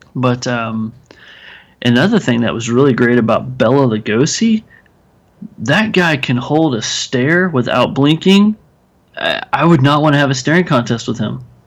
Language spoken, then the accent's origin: English; Texas, United States; I'm from Texas, so armadillos are a big thing